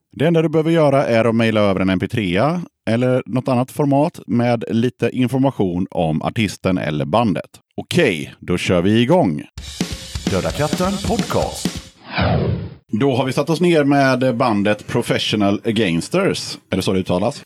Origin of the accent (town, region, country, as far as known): Hönö, Västra Götaland, Sweden